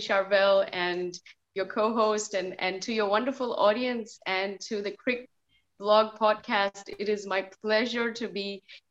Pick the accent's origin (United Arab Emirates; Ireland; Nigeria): United Arab Emirates; Dubai; For me, obviously, you know, being Indian growing up, I grew up in Dubai in the Middle East.